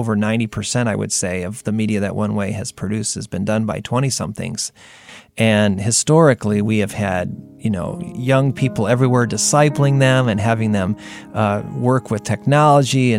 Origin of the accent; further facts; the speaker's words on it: United States; especially as an American, buildings are like big deal